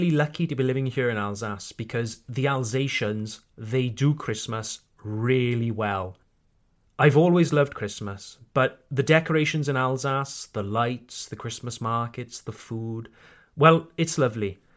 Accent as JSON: {"language": "English", "region": "Wales", "country": "United Kingdom", "accent": "Welsh", "said": "I tone down my Welsh accent"}